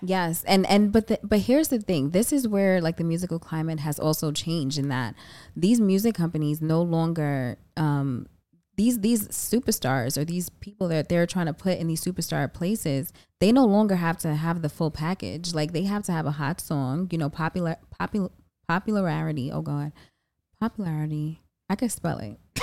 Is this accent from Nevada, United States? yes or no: no; New York City, New York, United States; I'm from the Bronx, so you already know I have to rep for the Bronx